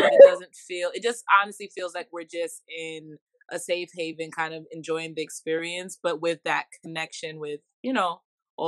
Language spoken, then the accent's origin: English; New York City, New York, United States; I'm from Brooklyn, New York. My family is from the Caribbean